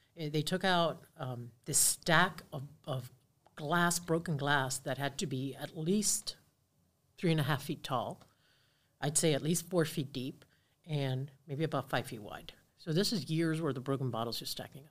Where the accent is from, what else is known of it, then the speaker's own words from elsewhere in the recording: Key Biscayne, Florida, United States; grew up on the water, uh, grew up on Virginia Key, on Key Biscayne